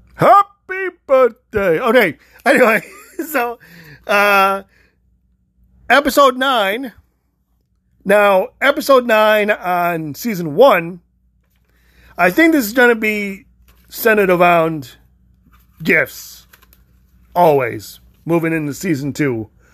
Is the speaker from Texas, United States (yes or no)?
no; Illinois, United States; moved away; also born or lived in Florida; I'm only originally from Illinois. I've only lived in Illinois and Florida.